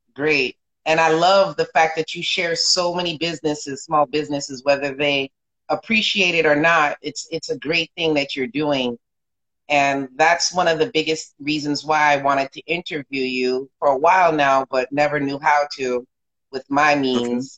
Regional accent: South Florida, United States; I'm from South Florida

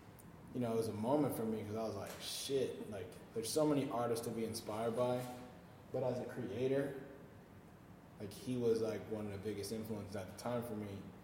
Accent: Chicago, Illinois, United States; moved away; also born or lived in Flint, Michigan / Philadelphia, Pennsylvania; I used to live in Chicago. I grew up in Chicago

